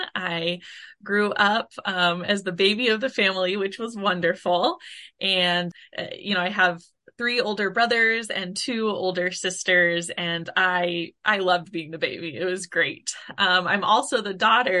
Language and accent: English; Blue Springs, Missouri, United States; I grew up in Blue Springs, Missouri